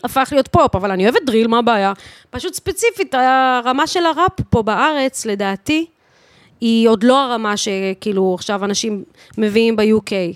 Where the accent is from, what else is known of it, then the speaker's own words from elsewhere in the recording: Bat Yam, Tel Aviv District, Israel; אני מבת ים